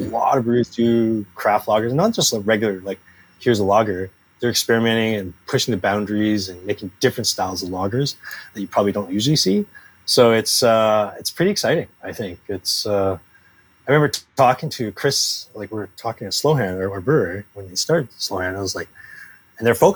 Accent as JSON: {"language": "English", "region": "Alberta", "country": "Canada", "moved": "as an adult", "lives_now": "British Columbia, Canada", "said": "I'm actually from Alberta originally"}